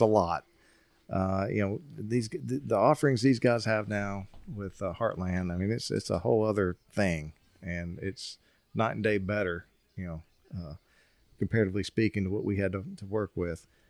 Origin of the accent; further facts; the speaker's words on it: Tennessee, United States; I'm from Tennessee